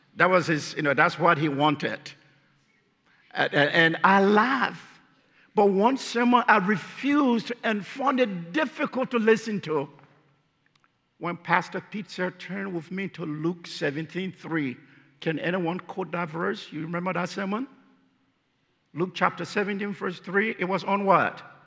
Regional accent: Liberia; moved away; I'm from Liberia.

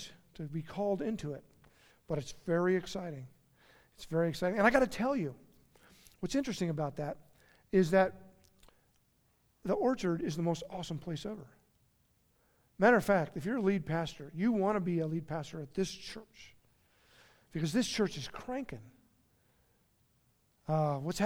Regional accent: Steamboat Springs, Colorado, United States; moved away; take a position in Steamboat Springs, my hometown

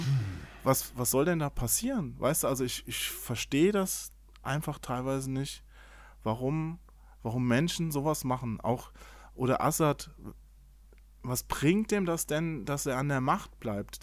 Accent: Hesse, Germany; Ich bin, ich bin Hesse, ich verschluck immer alle Endungen.

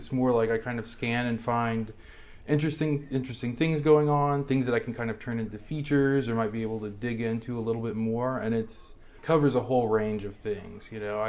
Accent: Beaumont, Texas, United States; moved away as an adult; I am from Beaumont, Texas, which is in southeast Texas on the Gulf Coast by Louisiana.

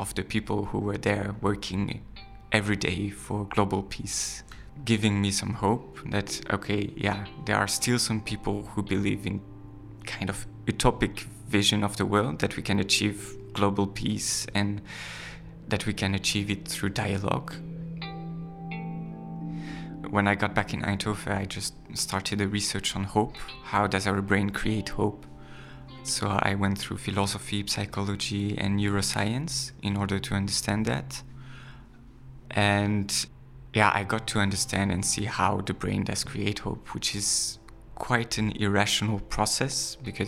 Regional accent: France; moved away; I'm from France.

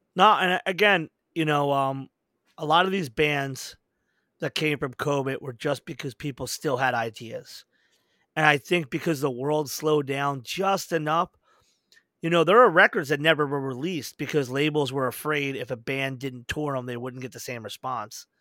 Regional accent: United States; we're overly privileged as Americans

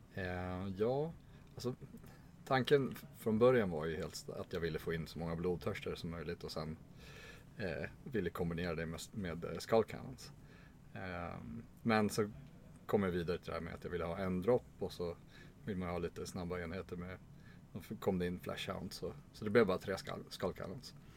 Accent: Stockholm, Stockholm County, Sweden; jag är från Stockholm

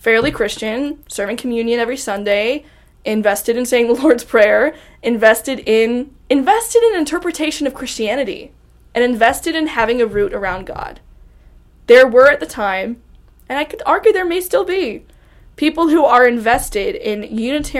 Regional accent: Ohio, United States; born and raised in Ohio

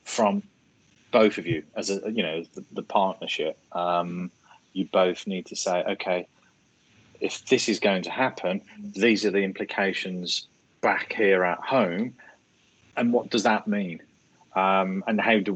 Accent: Birmingham, West Midlands, United Kingdom; accent: Birmingham; my Birmingham accent

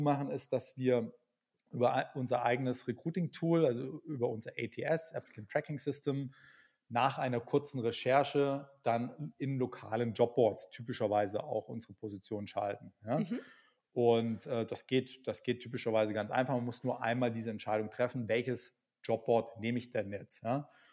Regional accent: Berlin, Germany; ich bin gerade in Berlin, ich bin auch aus Berlin

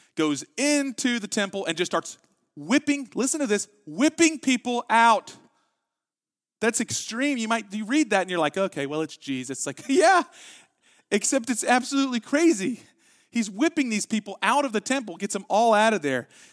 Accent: Texas, United States; we're from Texas

